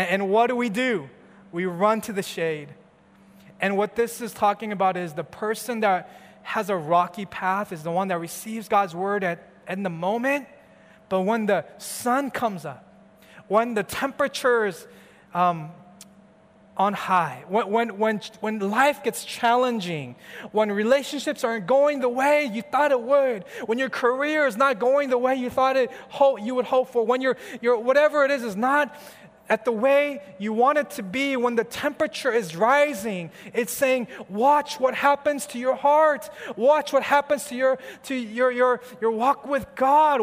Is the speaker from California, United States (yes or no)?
yes; California, United States; I'm from California, where we have the sun every day, every month, throughout the whole year, kind of different from Chicago